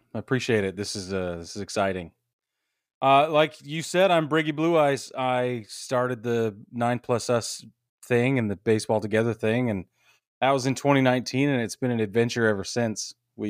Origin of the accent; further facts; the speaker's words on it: Utah, United States; I grew up in Utah, so I have some bear trauma as well.